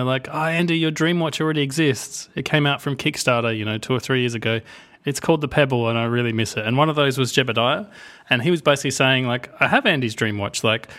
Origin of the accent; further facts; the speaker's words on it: Australia; I should know. I'm from Australia. Like we grow these things.